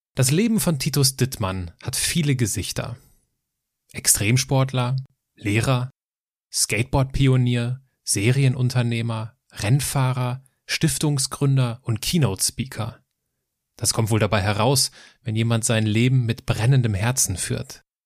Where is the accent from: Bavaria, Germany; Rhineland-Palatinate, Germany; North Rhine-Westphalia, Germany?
Rhineland-Palatinate, Germany; Altenkirchen; Ich komme aus Altenkirchen im Westerwald